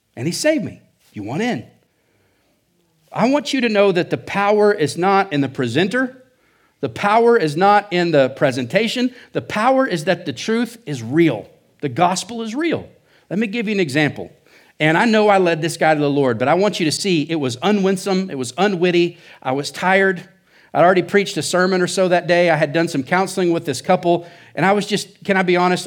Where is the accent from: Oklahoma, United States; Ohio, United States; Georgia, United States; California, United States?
Oklahoma, United States; now in Surprise, Arizona, United States; I'm from Oklahoma